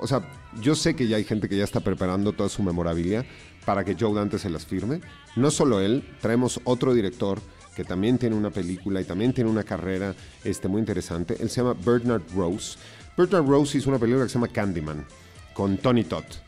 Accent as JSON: {"language": "Spanish", "country": "Mexico", "said": "nosotros en realidad como mexicanos"}